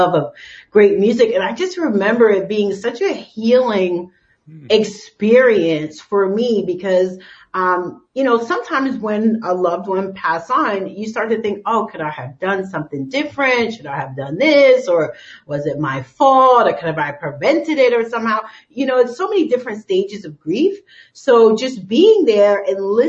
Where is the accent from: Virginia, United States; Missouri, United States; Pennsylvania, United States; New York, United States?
New York, United States; New York City; I'm from New York